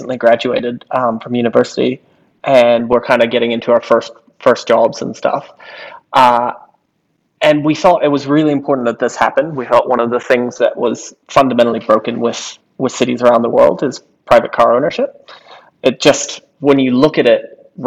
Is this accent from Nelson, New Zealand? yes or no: yes; Nelson, New Zealand; moved away as an adult; now in Wellington, New Zealand; I grew up in Nelson